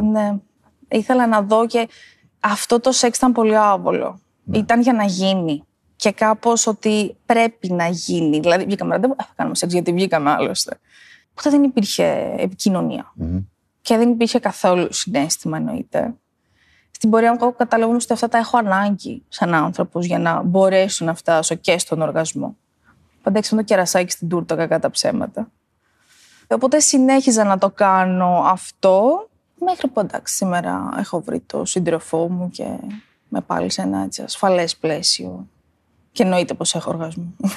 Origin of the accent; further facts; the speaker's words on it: Ioannina, Epirus, Greece; είμαι από τα Γιάννα και μένω στα Γιάννενα